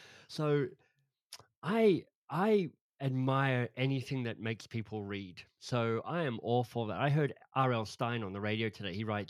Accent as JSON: {"language": "English", "country": "Australia", "also_born_or_lived": "England", "moved": "as an adult", "said": "Yeah, I'm an Aussie, but I left Australia 30 years ago now. So moved from Australia to England to study"}